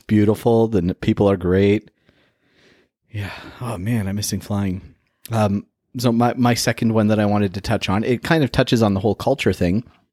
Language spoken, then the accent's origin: English; Toronto, Ontario, Canada; growing up in Toronto